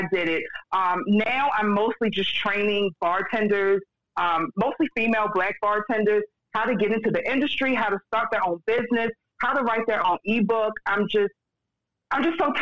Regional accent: Baltimore, Maryland, United States; So I'm from Baltimore, Maryland. I live in Baltimore City

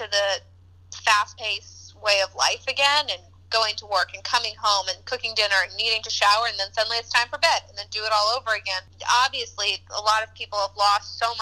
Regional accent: Kansas, United States; now in Chicago, United States; I'm from Kansas

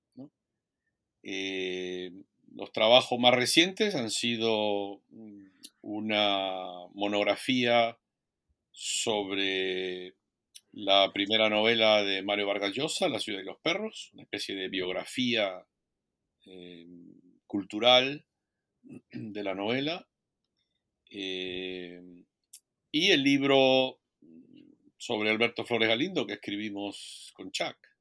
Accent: Peru; moved away as an adult; also born or lived in Minnesota, United States; now in Oregon, United States; soy historiador peruano, formado en la Universidad eh, Nacional Federico Villarreal y la Pontificia Universidad Católica del Perú

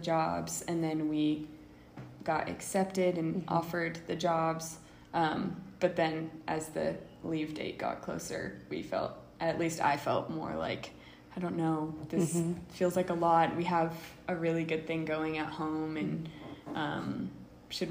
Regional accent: Orange County, California, United States; moved away as an adult; now in Uganda; I grew up in Orange County. Like, I never really left Orange County for a while

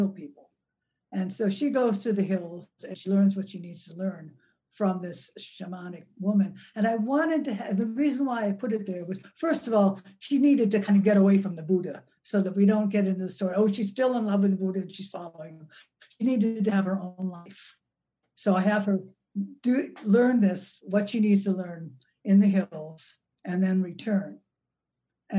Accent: Milwaukee, Wisconsin, United States; I grew up in Milwaukee, Wisconsin, which was a really segregated city.

